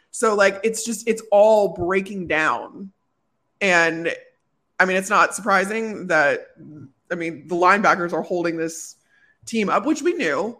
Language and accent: English; Chicago, Illinois, United States; moved away as an adult; also born or lived in Phoenix / Tampa; growing up in Chicago